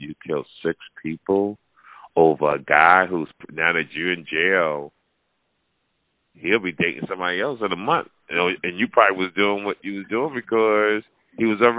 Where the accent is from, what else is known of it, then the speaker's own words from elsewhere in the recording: New Jersey, United States; now in Las Vegas, United States; I'm from New Jersey.